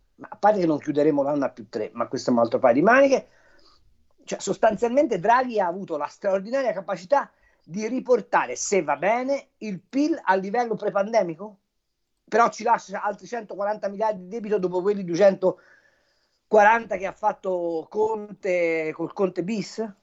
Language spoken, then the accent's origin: Italian; Tuscany, Italy; io sono toscano